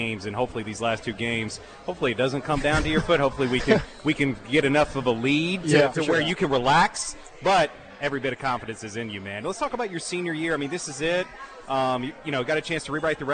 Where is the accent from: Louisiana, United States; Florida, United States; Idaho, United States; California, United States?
Florida, United States; moved away; I grew up 10 years in Florida from 10 to 18. I went to college down there in Orlando